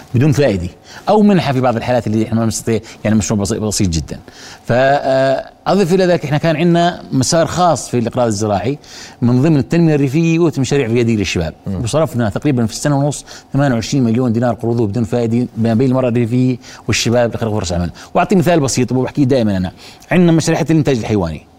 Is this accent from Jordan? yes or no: yes; Jordan; احنا الاردن آه، يعني مشهورة بتجاوز التحديات